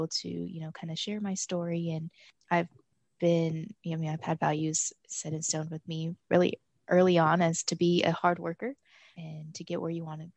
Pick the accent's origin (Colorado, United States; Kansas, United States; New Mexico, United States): Colorado, United States; Denver; moved away as an adult; now in Miami, United States; I was born and raised in Denver, Colorado